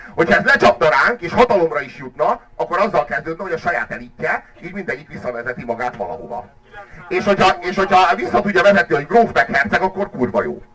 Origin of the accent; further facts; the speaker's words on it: Hungary; magyarok vagyunk